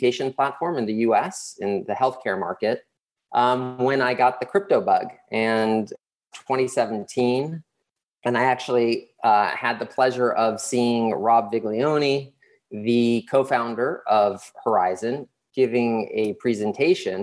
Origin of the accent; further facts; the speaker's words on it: Los Angeles, California, United States; moved away as an adult; also born or lived in Uruguay; now in Panama City, Panama; I grew up in Los Angeles